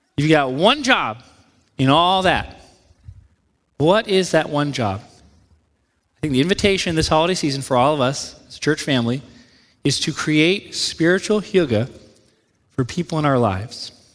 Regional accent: New England, United States; moved away; I grew up in New England

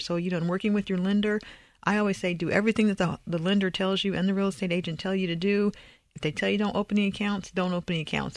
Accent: Indiana, United States; moved away as an adult; also born or lived in California / Texas; I'm originally from Indiana

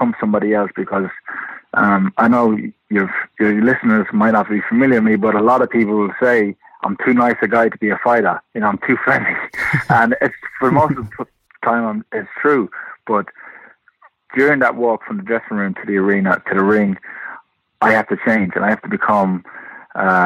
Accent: London, United Kingdom; moved away; also born or lived in Limerick, Ireland / Detroit, United States; I was born in London and started boxing in the Repton Amateur Boxing Club, which is in East London, Bethnal Green

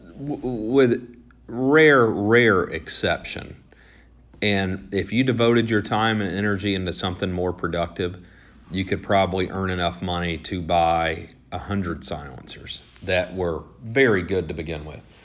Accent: Georgia, United States; I grew up and lived in Georgia, and so there are a lot of machine guns in Georgia

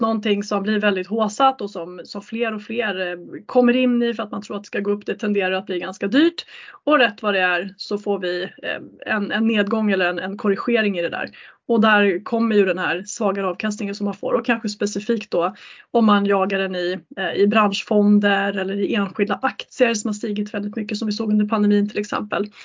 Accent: Sweden; som svensk

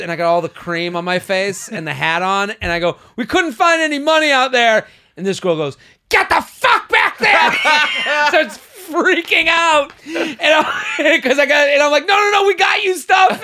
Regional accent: Boston, Massachusetts, United States; moved away as an adult; also born or lived in Pennsylvania; I'm from Boston

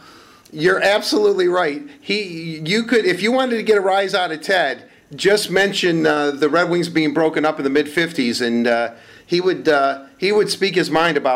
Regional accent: Livonia, Michigan, United States; growing up in Livonia right there on Merriman Road

